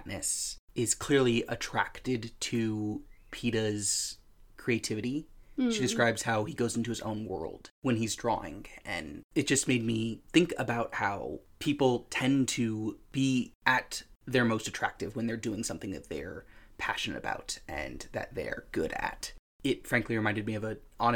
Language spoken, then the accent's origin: English; United States; as an American